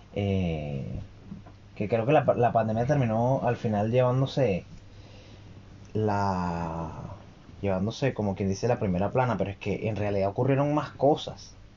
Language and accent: Spanish; Venezuela; now in Santiago, Chile; nosotros como venezolanos